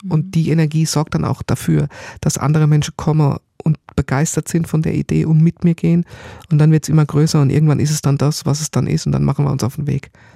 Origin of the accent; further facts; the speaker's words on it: Germany; ich bin natürlich im Odenwald aufgewachsen oder am Tor zum Odenwald, kleines Dorf, Bergdorf